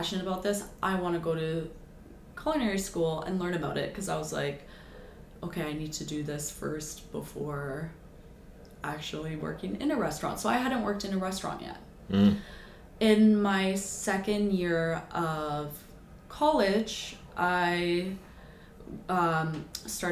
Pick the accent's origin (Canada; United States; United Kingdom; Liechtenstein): Canada; Markham, Ontario; also born or lived in Scarborough / Toronto; I grew up in Markham